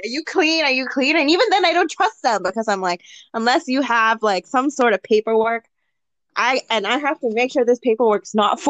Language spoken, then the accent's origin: English; Singapore; But Singaporean. I hold the Singaporean passport